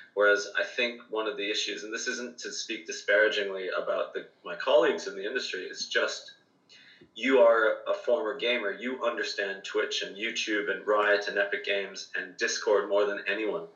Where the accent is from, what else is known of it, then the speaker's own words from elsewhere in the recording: Ireland; I'm Irish